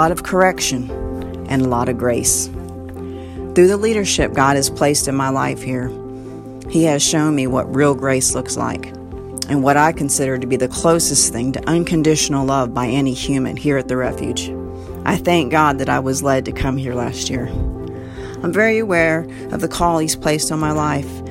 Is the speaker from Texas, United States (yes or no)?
no; Florida, United States; now in Ohio, United States; I'm from Florida, but I consider Ohio my new home